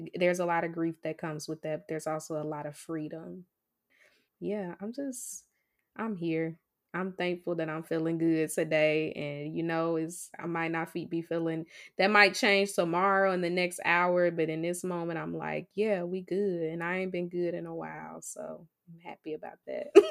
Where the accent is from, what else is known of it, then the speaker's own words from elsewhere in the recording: Mississippi, United States; accent: Mississippi; I still haven't figured out how to take the Mississippi out of my voice